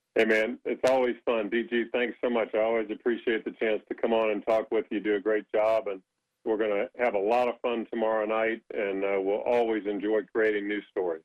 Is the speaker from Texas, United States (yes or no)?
no; Indiana, United States; moved away as an adult; now in North Carolina, United States; growing up in between uh, Purdue just to my north, 30 minutes, and IU to my south by an hour